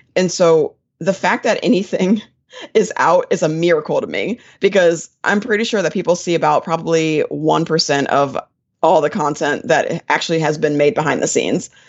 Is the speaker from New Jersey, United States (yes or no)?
yes; Willingboro, New Jersey, United States; now in Atlanta, United States; I actually grew up in New Jersey. I was from a little town in South Jersey called Willingboro, New Jersey